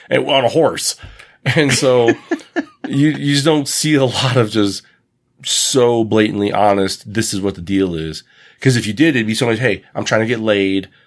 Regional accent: United States; I have a foreign accent. I'm from the United States

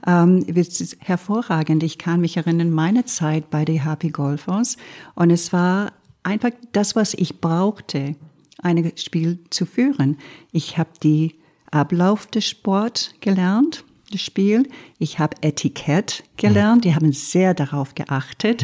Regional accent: Quebec, Canada; German is a second language; now in Germany; ich als Kanadierin

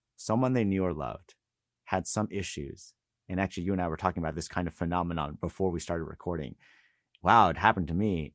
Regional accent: California, United States; moved away as an adult; also born or lived in Los Angeles; now in Boston, United States; I was raised in California

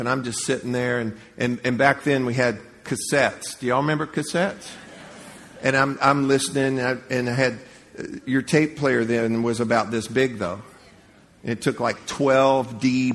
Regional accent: Leesburg, United States; moved away; I grew up in Leesburg. I'd never been anywhere in life, really anywhere

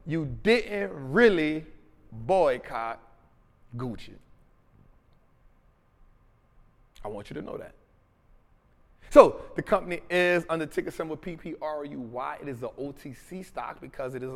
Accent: New Orleans, Louisiana, United States; Memphis and New Orleans, that 504, right? My hometown

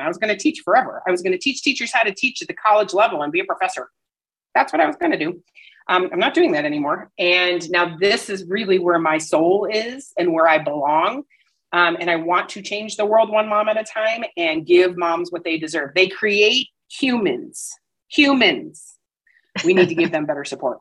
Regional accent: Midwest, United States; now in Colorado, United States; I'm, I'm from the Midwest where everybody stayed where you're from. That's just what you did. So, you know, I grew up with all my cousins around

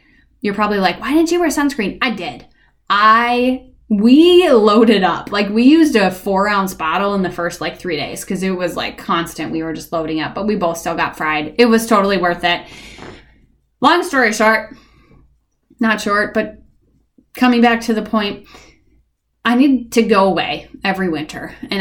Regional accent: Minnesota, United States; I grew up in Minnesota. Like, I've been here for 35 years

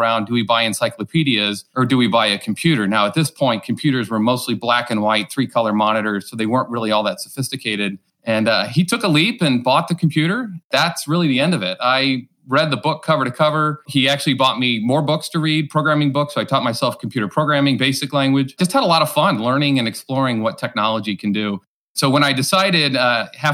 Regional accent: Godfrey, Illinois, United States; moved away as an adult; now in St. Louis, United States; I grew up just across the river in a little town called Godfrey, Illinois, just north of Alton

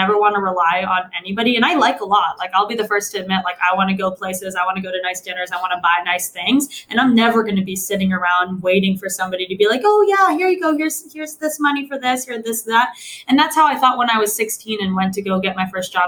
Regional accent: Chicago, Illinois, United States; I grew up in Chicago.

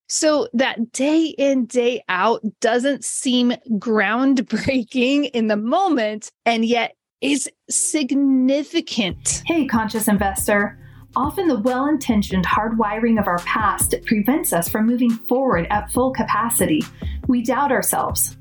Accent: Modesto, California, United States; my hometown of Modesto, California

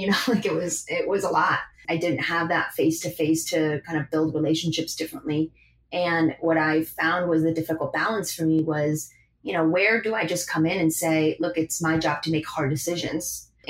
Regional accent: Madrid, Community of Madrid, Spain; now in Buenos Aires, Argentina; I grew up in Madrid and I want to be here.

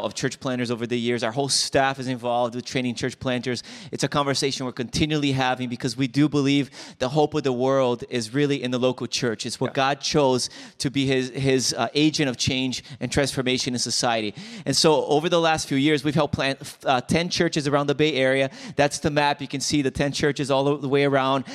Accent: Brazil; now in United States; I'm from Brazil

